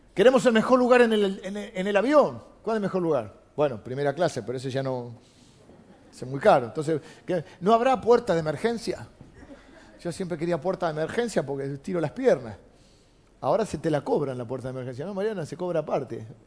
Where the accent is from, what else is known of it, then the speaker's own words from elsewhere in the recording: Argentina; soy argentino